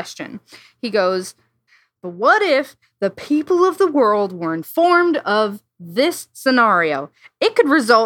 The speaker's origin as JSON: {"language": "English", "region": "Iowa", "country": "United States", "said": "I'm from the Midwest, so a lot of my flights, connecting flights, would always be like, I fly from my small town in Iowa to O'Hare"}